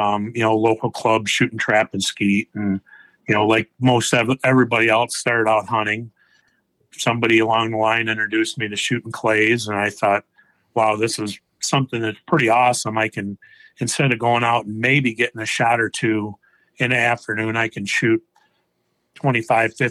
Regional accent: Michigan, United States; Also from Michigan

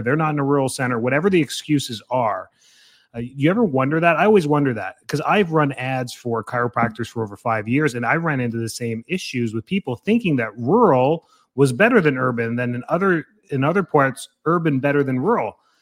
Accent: Canada; moved away as an adult; now in Florida, United States; I'm from Canada

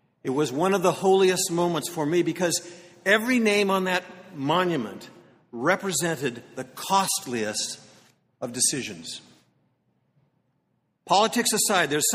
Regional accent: Concord, United States; my hometown of Concord

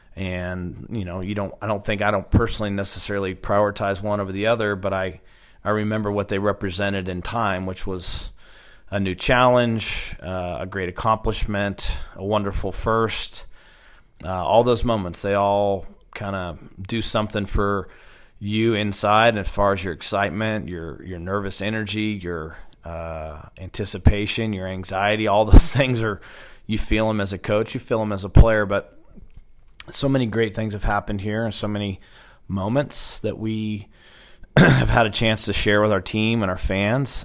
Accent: Stillwater, Oklahoma, United States; also born or lived in Phoenix, Arizona; born in Phoenix, Arizona, and then I was raised right here in Stillwater

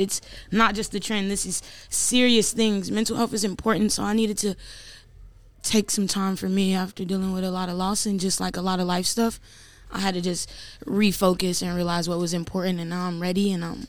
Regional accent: Chicago, Illinois, United States; also born or lived in Atlanta, Georgia; Born in Atlanta and raised in Chicago

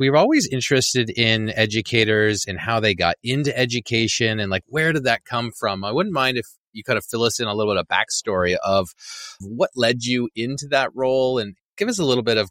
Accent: Canada; Even though I am a Canadian, I've always had almost like a crush on the Florida basketball team.

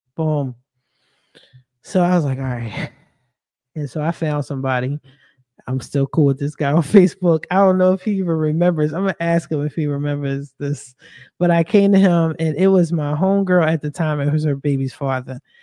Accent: Philadelphia, Pennsylvania, United States; I'm from Philly.

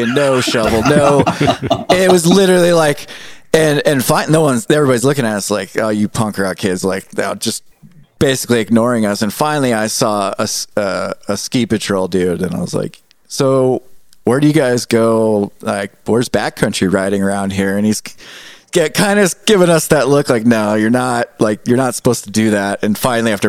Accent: Southern California, United States; now in Helena, United States; I grew up in Southern California

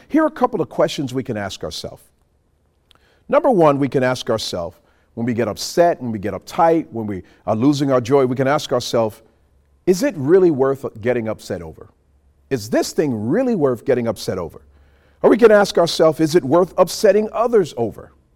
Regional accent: New York City, New York, United States; now in Montgomery, United States; We grew up in New York City

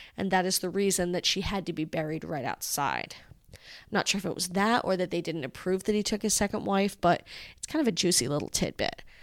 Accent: Rhode Island, United States; Rhode Island is a mafia-style town

